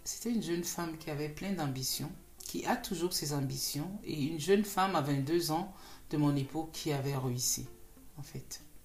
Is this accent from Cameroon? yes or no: yes; Cameroon; je suis née au Cameroun, j'ai grandi au Cameroun, j'ai fait mes études au Cameroun